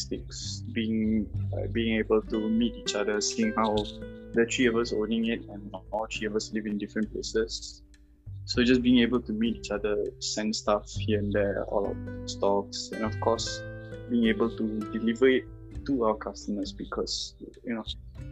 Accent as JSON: {"language": "English", "country": "Malaysia", "said": "I am from Malaysia and I'm one of the 3 owners of VM3"}